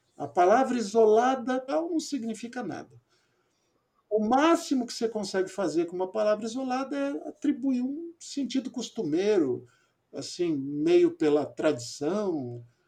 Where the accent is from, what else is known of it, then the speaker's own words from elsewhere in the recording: São Paulo, Brazil; moved away; also born or lived in Amazon; eu sou paulistano